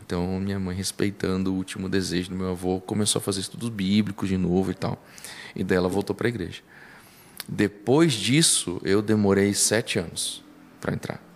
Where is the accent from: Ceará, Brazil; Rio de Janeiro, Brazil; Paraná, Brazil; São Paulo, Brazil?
Paraná, Brazil; Ponta Grossa; eu sou natural de Ponta Grossa, nasci em Ponta Grossa.